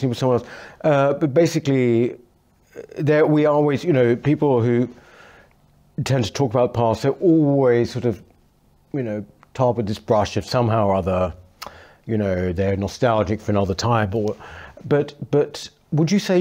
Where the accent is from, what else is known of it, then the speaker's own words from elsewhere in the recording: London, United Kingdom; I'm a Londoner as well.